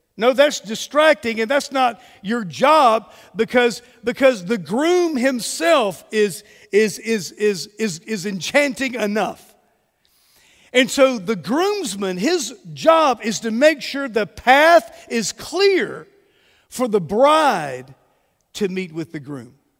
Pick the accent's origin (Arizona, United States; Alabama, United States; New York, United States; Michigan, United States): Alabama, United States; Mobile; moved away as an adult; also born or lived in Texas / Georgia / Jacksonville, Florida; We are originally from Mobile